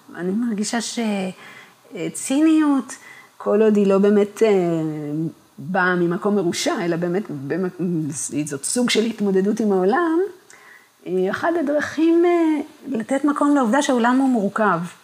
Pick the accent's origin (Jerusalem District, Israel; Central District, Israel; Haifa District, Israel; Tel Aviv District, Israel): Haifa District, Israel; Kibbutz Gan Shmuel; אני גדלתי במקום שקרה לחיים בו הגשמה